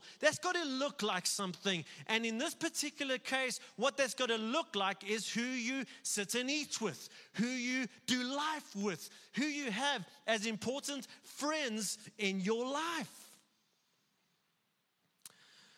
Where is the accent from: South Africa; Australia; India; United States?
South Africa; being a white South African